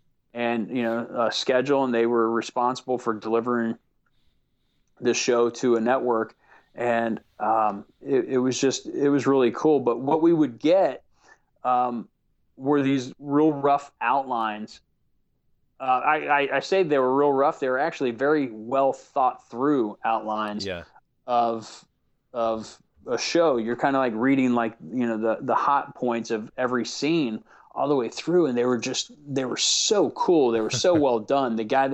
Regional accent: the South, United States; accent: Southern; So I went into my natural accent, which is much more Southern.

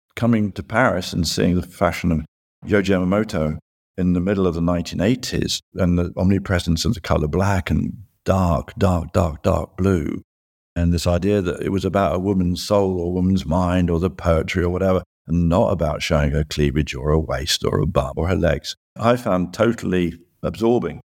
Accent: United Kingdom; growing up in Britain

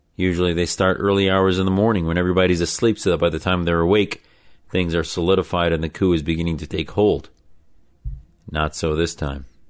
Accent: United States

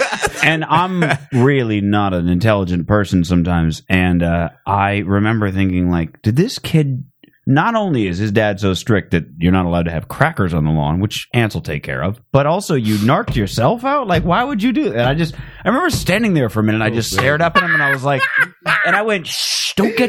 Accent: Phoenix, Arizona, United States; I'm from Phoenix. There's not a lot of trees.

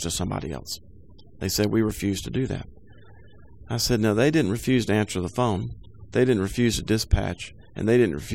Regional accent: Winston-Salem, North Carolina, United States; Lifelong resident of Winston-Salem

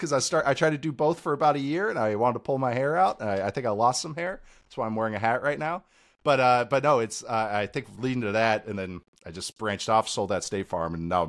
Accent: Seattle, Washington, United States; also born or lived in Minneapolis, United States; my dad was a coach. And so I grew up halfway in Seattle, half in Minneapolis

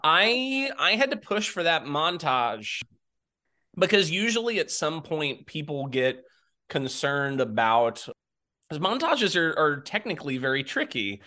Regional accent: Jacksonville, Florida, United States; moved away; I'm from Jacksonville, Florida originally.

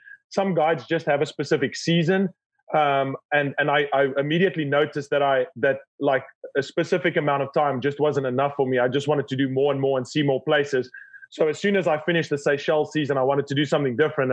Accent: South Africa; Born and raised in South Africa

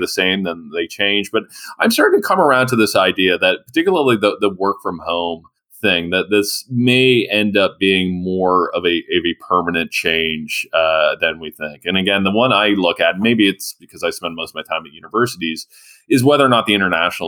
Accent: London, Ontario, Canada; I'm from London, Ontario

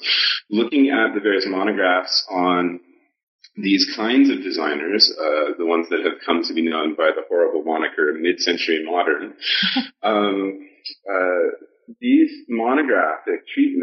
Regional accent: Portland, Oregon, United States; I'm originally from Portland, Oregon, and I originally went to Brown University to be a mechanical engineer

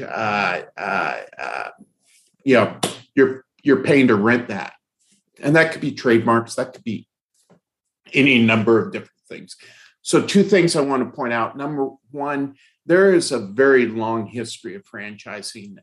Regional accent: Fresno, California, United States; in my youth uh, in uh, in Fresno, California. I grew up in Fresno

